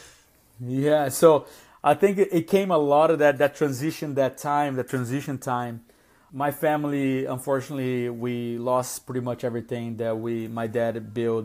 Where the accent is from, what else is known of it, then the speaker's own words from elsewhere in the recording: Brazil; English is a second language; also born or lived in South Florida; now in Atlanta, United States; I came from an immigrant background. I, I am from Brazil originally